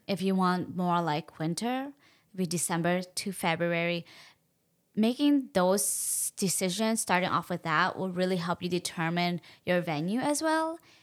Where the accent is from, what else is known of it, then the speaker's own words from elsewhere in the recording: United States; being Hmong American girls